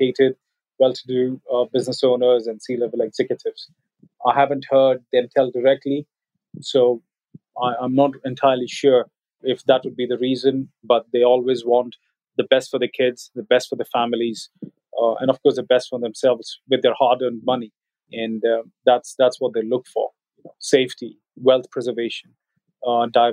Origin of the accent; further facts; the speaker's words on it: India; our Indian passport